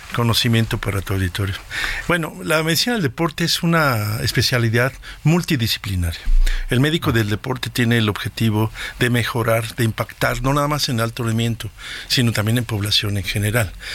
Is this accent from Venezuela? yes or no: no; Mexico; nosotros como mexicanos